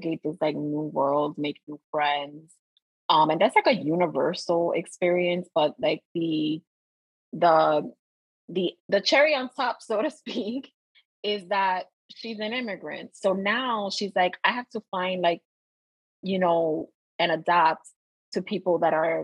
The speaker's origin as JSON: {"language": "English", "country": "United States", "tie": "born or raised there", "said": "we are American because we were born here"}